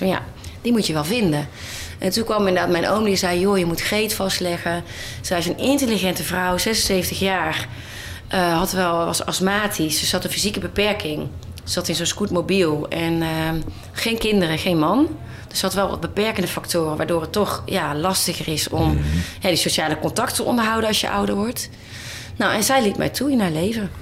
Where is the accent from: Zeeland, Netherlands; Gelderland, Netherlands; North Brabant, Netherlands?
North Brabant, Netherlands; Boxtel; moved away as an adult; Ik ben opgegroeid in Boksel in Brabant. Ja. Heel fijn, tot mijn achttiende.